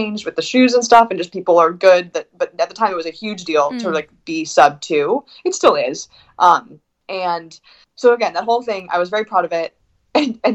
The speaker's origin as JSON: {"language": "English", "region": "West Coast", "country": "United States", "also_born_or_lived": "Bend, Oregon", "moved": "as an adult", "said": "I'm from the West Coast"}